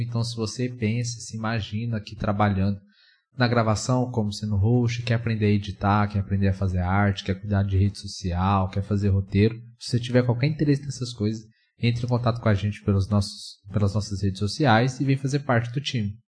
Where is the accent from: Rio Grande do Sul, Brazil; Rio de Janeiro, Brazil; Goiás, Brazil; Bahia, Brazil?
Goiás, Brazil; moved away as an adult; also born or lived in São Paulo; eu sou de Goiás